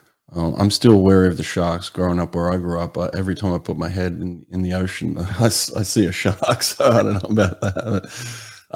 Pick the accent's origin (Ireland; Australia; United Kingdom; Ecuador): Australia; now in United States; As an Australian